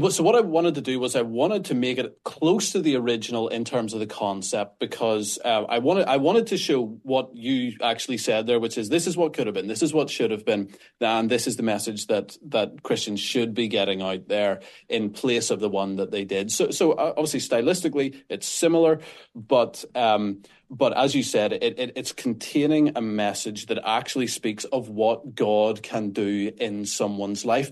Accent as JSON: {"language": "English", "region": "Northern Ireland", "country": "United Kingdom", "accent": "Northern Irish", "said": "People can probably tell from my accent that I'm not American. I'm Northern Irish."}